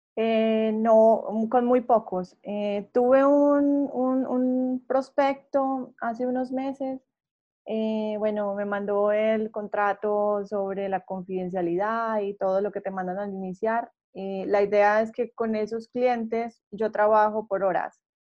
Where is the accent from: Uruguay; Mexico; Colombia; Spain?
Colombia; yo soy colombiana